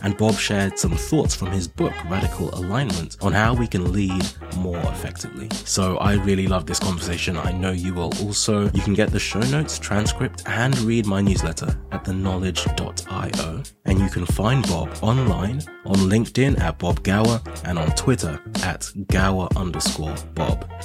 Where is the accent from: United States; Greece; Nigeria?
Nigeria; now in United Kingdom; I'm originally Nigerian, and I came to the U K from Nigeria